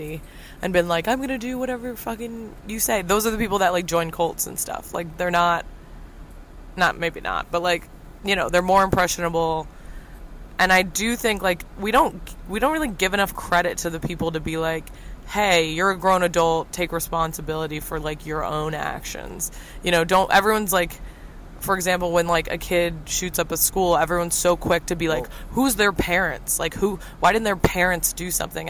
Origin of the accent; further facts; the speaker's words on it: Midwest, United States; moved away; they stayed in the Midwest